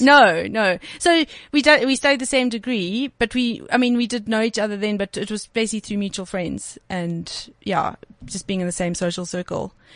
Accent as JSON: {"language": "English", "town": "Cape Town", "region": "Western Cape", "country": "South Africa", "moved": "as an adult", "lives_now": "Johannesburg, South Africa", "said": "I'm from Cape Town mm. originally. So I actually moved, moved up to Joburg in 2011."}